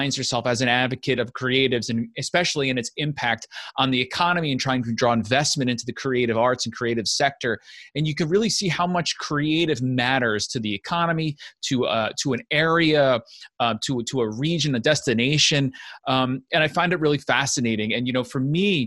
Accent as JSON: {"language": "English", "country": "United States", "tie": "born or raised there", "also_born_or_lived": "Ramsey, New Jersey", "moved": "as an adult", "said": "I'm from Rockland County, Bergen County slash. Grew up in right on the border of both"}